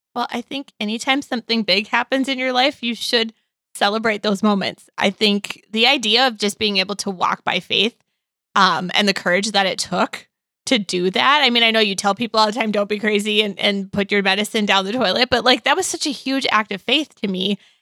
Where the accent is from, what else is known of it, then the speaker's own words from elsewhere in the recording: Midwest, United States; growing up in the Midwest